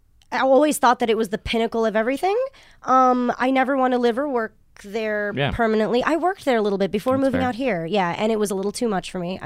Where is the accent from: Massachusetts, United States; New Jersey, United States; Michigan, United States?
New Jersey, United States; also born or lived in Japan; Well, I wasn't born there. I was born in Japan, but I grew up in New Jersey.